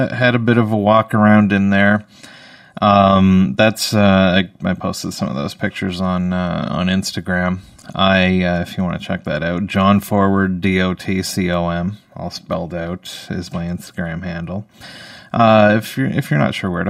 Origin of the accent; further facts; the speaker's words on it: Canada; I'm a Canadian